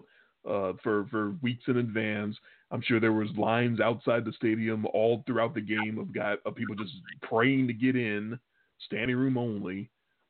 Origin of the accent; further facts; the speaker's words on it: Chicago, Illinois, United States; growing up in Chicago